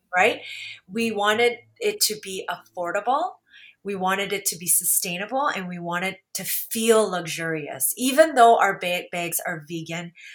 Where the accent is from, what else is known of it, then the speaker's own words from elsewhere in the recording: Canada; because my sisters and I grew up here in Canada